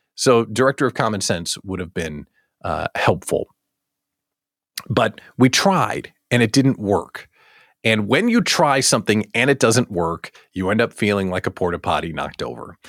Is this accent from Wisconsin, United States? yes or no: no; Chicago, Illinois, United States; I'm from Chicagoland.